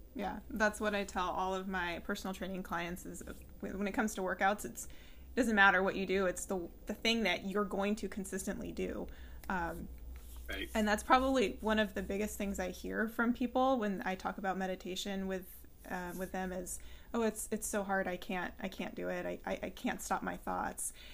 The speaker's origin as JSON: {"language": "English", "town": "San Luis Obispo", "region": "California", "country": "United States", "tie": "born or raised there", "moved": "yes", "lives_now": "Centreville, United States", "said": "I'm actually from California, so I'm familiar with Topanga, and um, I was raised in San Luis Obispo."}